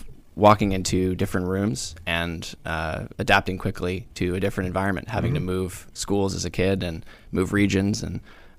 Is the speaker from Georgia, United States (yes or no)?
no; South Carolina, United States; also born or lived in Rhode Island / Virginia; I'm from two places. I'm from Rhode Island and South Carolina.